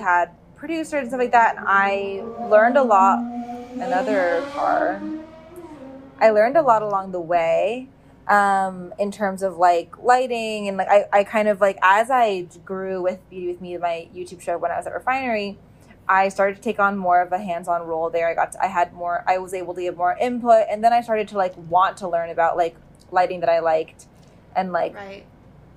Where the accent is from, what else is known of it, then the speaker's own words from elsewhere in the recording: Bay Area, California, United States; moved away as an adult; also born or lived in New York; I grew up in California. In the Bay Area